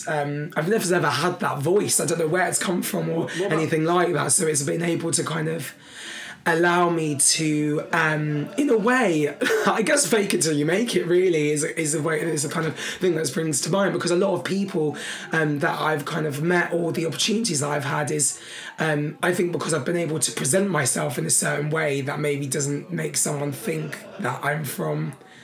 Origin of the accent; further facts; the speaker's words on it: London, United Kingdom; And I am lucky that I'm from London in that respect.